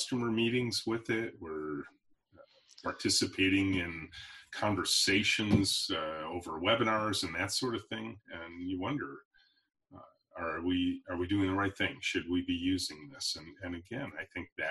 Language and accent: English; Michigan, United States; there's a National Guard air base near where I grew up here in Michigan called Selfridge